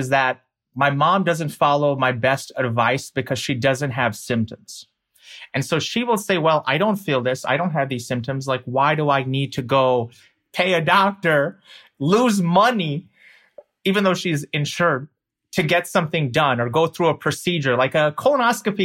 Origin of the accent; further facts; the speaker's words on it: United States; I'm an American